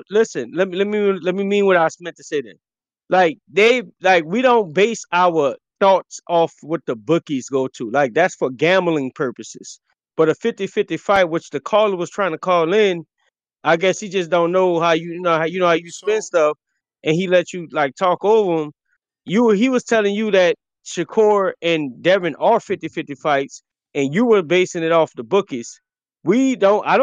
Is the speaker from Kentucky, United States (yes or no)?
no; New Orleans, Louisiana, United States; I'm I'm from New Orleans as well too.